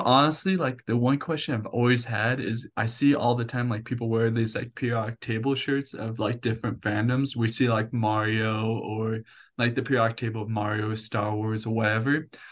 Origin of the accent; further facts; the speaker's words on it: Puyallup, Washington, United States; moved away as an adult; also born or lived in Albuquerque, New Mexico; now in Orem, United States; I lived there for eighteen years all my life growing up there